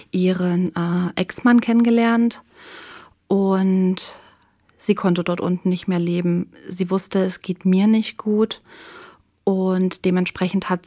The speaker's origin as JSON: {"language": "German", "area": "East Frisia", "region": "Lower Saxony", "country": "Germany", "moved": "yes", "said": "habe in einer Stadt gewohnt in ah, Ostfriesland."}